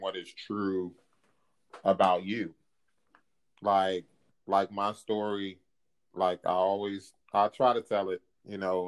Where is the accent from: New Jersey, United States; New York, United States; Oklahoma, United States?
New Jersey, United States; also born or lived in Philadelphia, Pennsylvania; when I was 8 years old, we moved over to New Jersey from Philadelphia